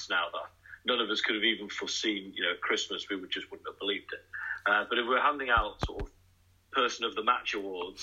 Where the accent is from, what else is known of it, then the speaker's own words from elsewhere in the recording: Manchester, North West England, United Kingdom; now in Nottingham, United Kingdom; I'm actually originally from Manchester myself